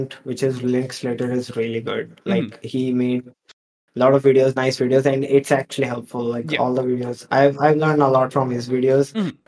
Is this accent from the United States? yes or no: no; India; I'm from India